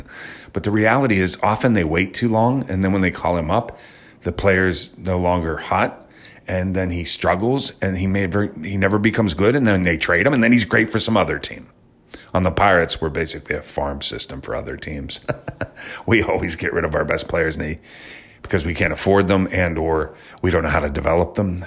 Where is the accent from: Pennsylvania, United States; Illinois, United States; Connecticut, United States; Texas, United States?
Pennsylvania, United States; Pittsburgh; also born or lived in Wisconsin; I grew up in Pittsburgh